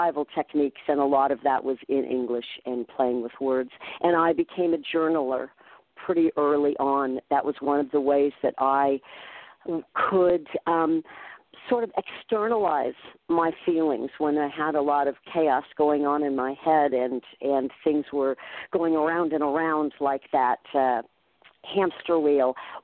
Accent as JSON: {"language": "English", "town": "Redwood City", "region": "California", "country": "United States", "tie": "born or raised there", "said": "I grew up in the 60s near San Francisco, so it was a real tumultuous time. And I actually grew up in the suburbs in Redwood City"}